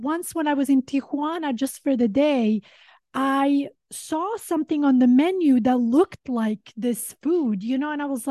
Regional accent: Sweden; also born or lived in Montenegro; now in Los Angeles, United States; growing up in Sweden

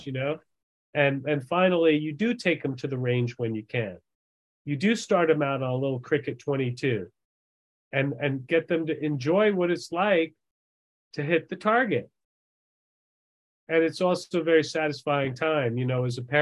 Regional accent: Long Island, New York, United States; moved away; also born or lived in Massachusetts; I grew up in New York

